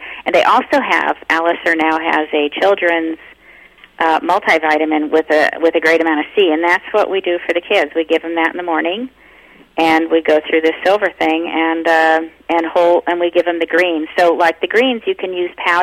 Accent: United Kingdom; I'm British.

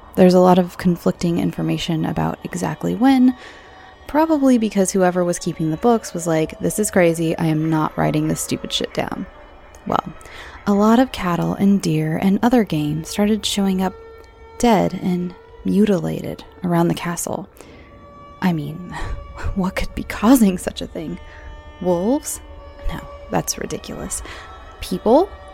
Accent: United States; I'm American

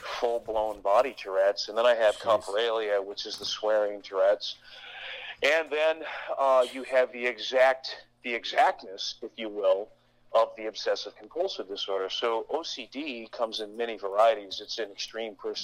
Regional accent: about 50 miles north of Detroit, Michigan, United States; I was born in Michigan, about 50 miles north of Detroit.

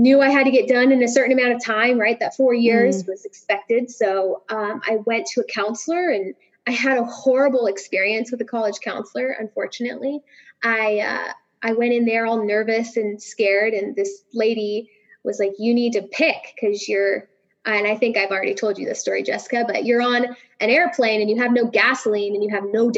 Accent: Sierra Nevada, Northern California, United States; also born or lived in Bay Area, California / San Diego, California; I'm born and raised in the Sierra Nevada. So I'm from Northern California

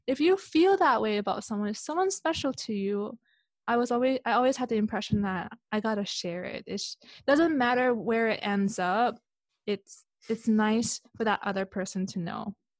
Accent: Canada; moved away as an adult; also born or lived in Hong Kong / Switzerland; I was born in Hong Kong. I grew up in Canada

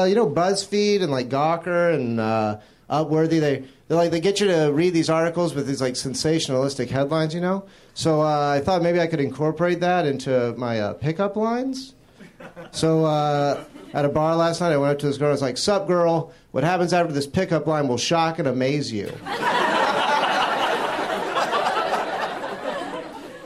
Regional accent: Jacksonville, Florida, United States; moved away; I'm originally from Florida

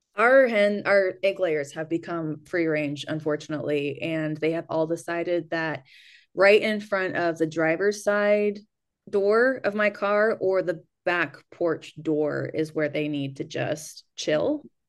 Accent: United States; also born or lived in New Mexico / California; now in Kentucky, United States; I actually grew up in New Mexico and California

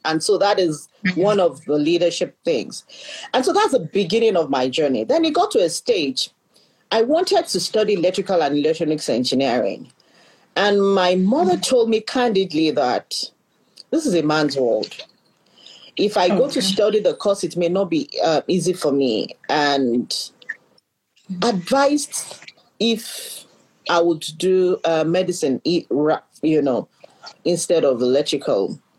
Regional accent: Nairobi, Kenya; I pride myself being an African because I was born in the East and I grew up in the West. So I was born in Nairobi, Kenya. My father was a diplomat.

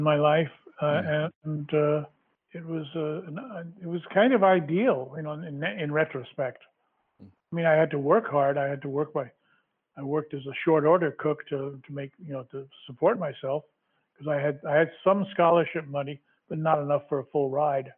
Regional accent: New York, United States; moved away as an adult; also born or lived in San Francisco; now in Los Angeles, United States; Even though I lived in Manhattan, we had vacant lots in my neighborhood

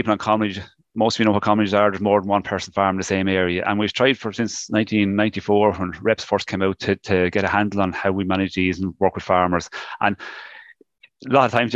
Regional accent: Wicklow, Leinster, Ireland; I'm from Wicklow

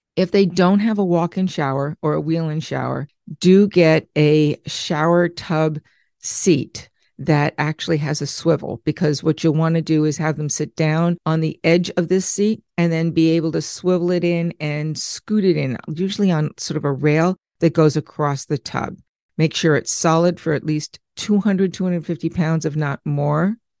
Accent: Long Island, New York, United States; growing up in Long Island

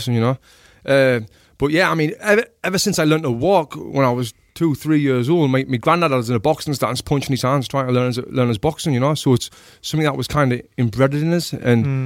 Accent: Sunderland, North East England, United Kingdom; moved away; I'm from a place called Sunderland in the northeast of England

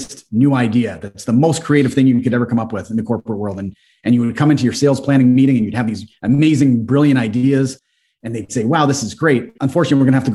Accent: Guelph, Ontario, Canada; we are from here, we know the market well

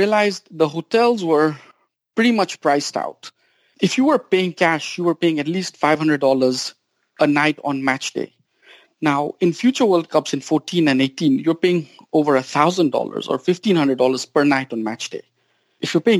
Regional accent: Kenya; now in United States; I grew up in Kenya

